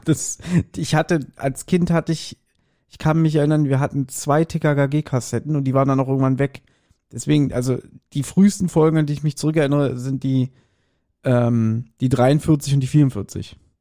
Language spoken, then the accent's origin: German; Berlin, Germany; ich bin in Berlin geboren und ich lebe immer noch in Berlin